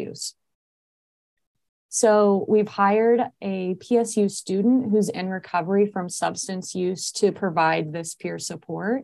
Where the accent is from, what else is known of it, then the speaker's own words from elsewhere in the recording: Indiana, United States; moved away as an adult; now in Portland, United States; I'm from Indiana